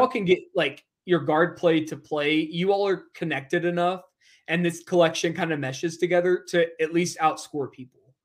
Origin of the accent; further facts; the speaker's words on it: Eastern Kentucky, United States; moved away; I grew up in Eastern Kentucky